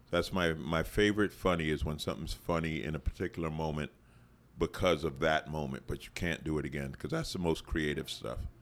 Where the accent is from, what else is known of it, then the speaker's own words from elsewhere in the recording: New York City, New York, United States; moved away; I grew up in Queens